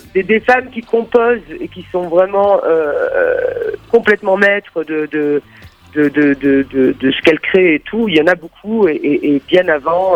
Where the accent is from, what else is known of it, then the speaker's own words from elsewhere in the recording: Monaco; now in Berlin, Germany; suis née à Monaco et je vis euh, à Berlin, en Allemagne